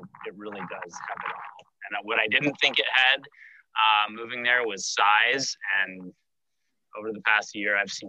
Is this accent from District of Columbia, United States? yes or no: yes; Washington, District of Columbia, United States; And growing up in Washington, D.C., I didn't have many opportunities to chase trout.